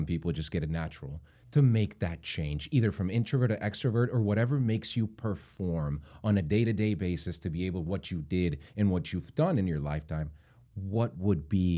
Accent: Tijuana, Baja California, Mexico; I'm from Tijuana.

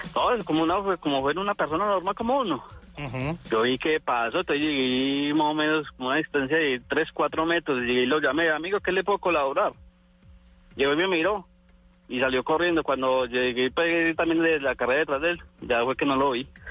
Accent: Armenia, Quindío, Colombia; yo fui criado aquí en Armenia

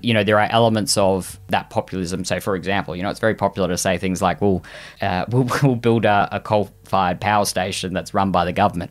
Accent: Queensland, Australia; as a Queenslander

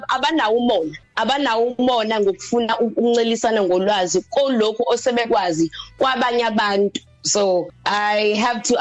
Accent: Durban, KwaZulu-Natal, South Africa; ngisuka eThekwini kwaZulu Natal

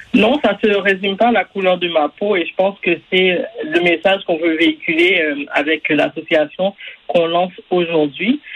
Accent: Quebec, Canada; On est tous des Québécois

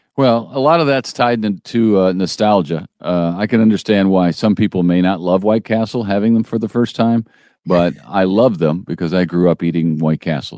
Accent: St. Louis, Missouri, United States; now in Springfield, United States; I'm from the Saint Louis area where we didn't have Whataburgers

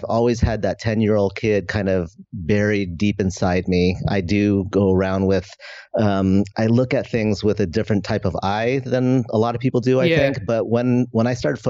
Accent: just outside of San Francisco, California, United States; I grew up in just outside of San Francisco

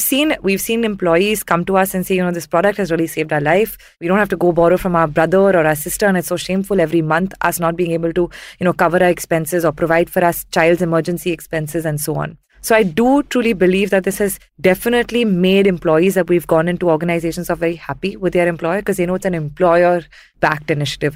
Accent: southern India, India; also born or lived in Mumbai; I'm from Mumbai, spent most of my formative years in southern India

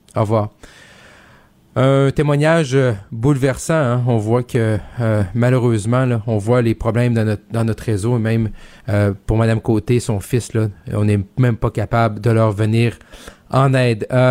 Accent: Quebec, Canada; first language French; moved away; j'ai, quitté la région depuis un bon un, petit bout de temps, mais je suis originaire du Seigneur lac saint jean

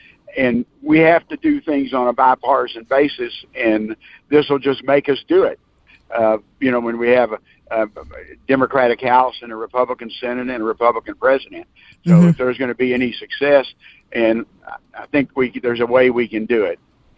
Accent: Houston, Texas, United States; I grew up in near Northside, what's now called Northside High School. Back then, it was Jeff Davis, and in 1965, our student population was 65% Mexican American

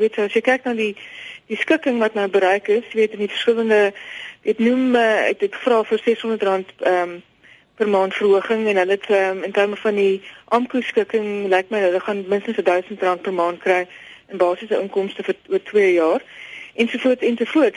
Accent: South Africa; ons het baie as Suid-Afrikaners

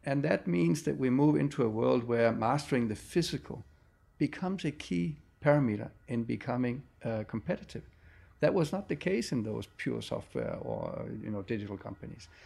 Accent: Denmark; I come from Denmark, very fast country

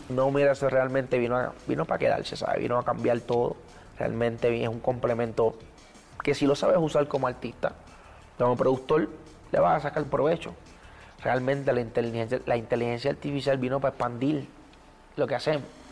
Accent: Puerto Rico; soy bien cultural de Puerto Rico

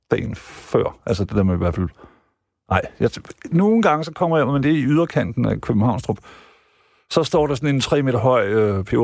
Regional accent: Jutland, Denmark; Der har vi som jyder måske nok fejlet lidt, ikke?

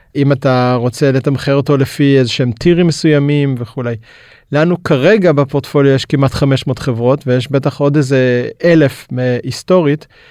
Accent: Israel; למדנו גם כישראלים, גם למכור וגם לשווק בינלאומית

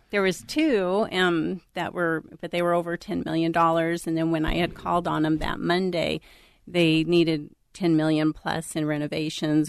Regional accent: Florida, United States; now in Minnesota, United States; I'm from Florida originally

